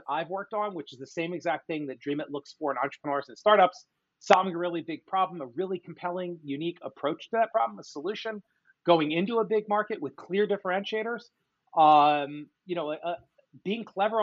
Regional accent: Philadelphia, Pennsylvania, United States; also born or lived in Michigan; So born and raised in suburban Philadelphia. That's where I am talking to you from today

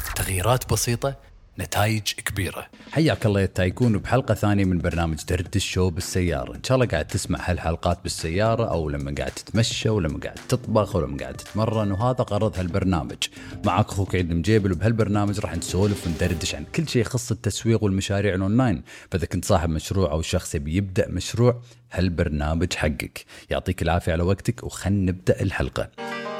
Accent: Kuwait; احنا هنا عندنا بالكويت

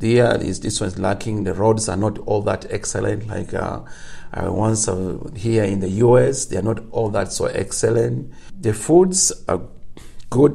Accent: Uganda; I'm from Uganda, but when I move away from my region, just maybe like 100 kilometers, I need an interpreter to help me communicate.

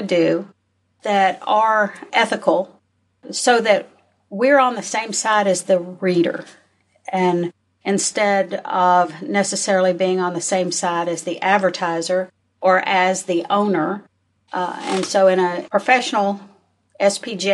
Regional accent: North Little Rock, Arkansas, United States; I grew up in North Little Rock.

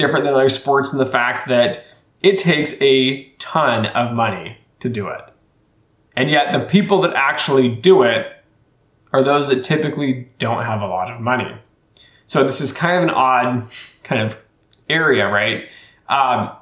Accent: Colorado, United States; moved away; I was born in Colorado

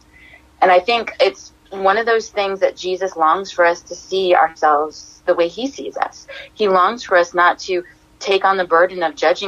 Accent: Hawaii, United States; I am a DJ from Hawaii

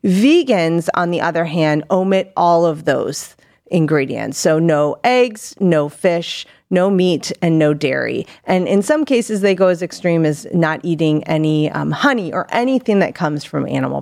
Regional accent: Akron, Ohio, United States; also born or lived in North Macedonia; Yeah, so I am from originally born out of the country in northern Macedonia. Spent most of my life in Summit County in Akron, Ohio.

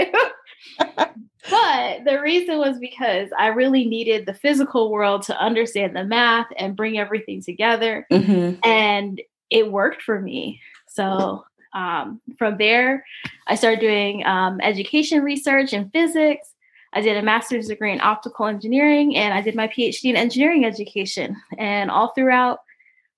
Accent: Paterson, New Jersey, United States; I'm from Paterson, New Jersey

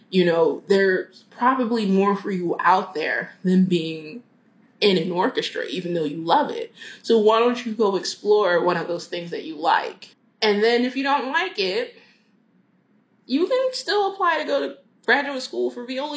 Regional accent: Philadelphia, Pennsylvania, United States; moved away as an adult; also born or lived in the South; now in Philadelphia, United States; I grew up in Philadelphia.

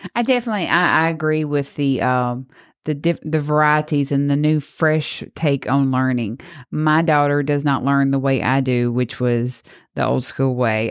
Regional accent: Grenada, Mississippi, United States; growing up in Grenada, we really heard a lot about our school board

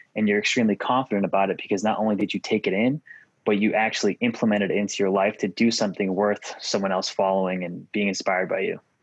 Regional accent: Massachusetts, United States; moved away as an adult; also born or lived in Virginia / New York / Oklahoma / Tennessee; Born and raised in Massachusetts, lived in a bunch of other states from Virginia, New York, Oklahoma, Tennessee, Kentucky, Illinois, California

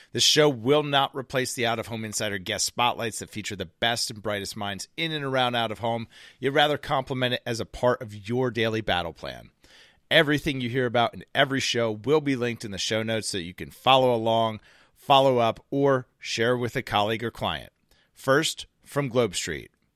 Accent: United States; As American citizens

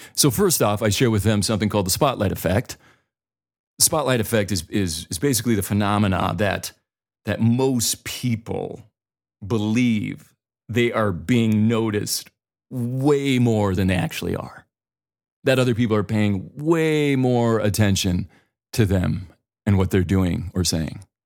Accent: the Dakotas, United States; moved away as an adult; also born or lived in Boulder, Colorado; I'm from the Dakotas

